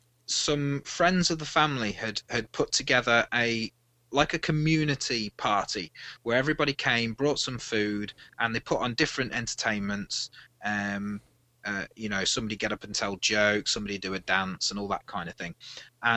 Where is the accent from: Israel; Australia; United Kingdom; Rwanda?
United Kingdom; Midlands; now in Wales, United Kingdom; I'm originally from the Midlands area of the UK